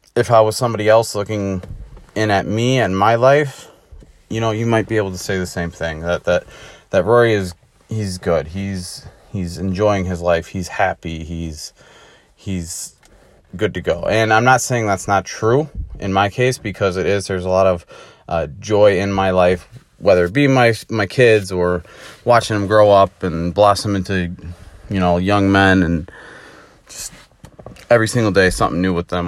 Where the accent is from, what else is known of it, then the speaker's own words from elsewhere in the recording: Illinois, United States; I'm born and raised in Illinois. Haven't gone anywhere else